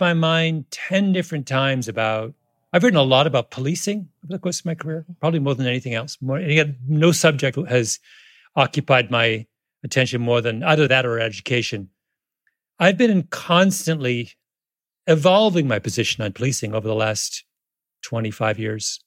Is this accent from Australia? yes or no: no; Canada; moved away as an adult; now in United States; I grew up in Canada